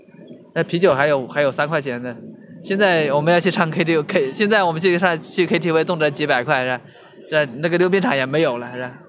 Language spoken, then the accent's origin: Chinese; Hubei, China; moved away as an adult; now in Shenzhen, China; 我老家湖北的，一直没有出来